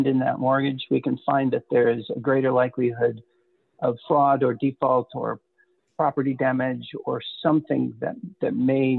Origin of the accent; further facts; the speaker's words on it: Detroit, Michigan, United States; I grew up in Detroit